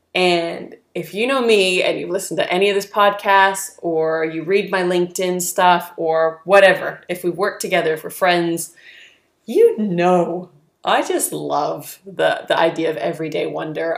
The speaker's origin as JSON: {"language": "English", "region": "California", "country": "United States", "tie": "born or raised there", "moved": "as an adult", "lives_now": "New Zealand", "said": "growing up in California"}